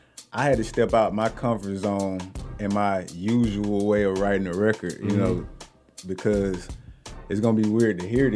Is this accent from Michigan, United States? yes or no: no; Atlanta, Georgia, United States; born or raised there